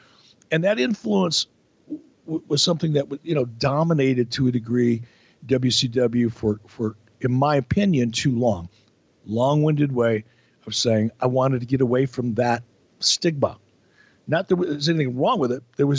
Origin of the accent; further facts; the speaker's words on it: Detroit, Michigan, United States; also born or lived in Pittsburgh / Minneapolis; I grew up in Detroit and Pittsburgh and Minneapolis.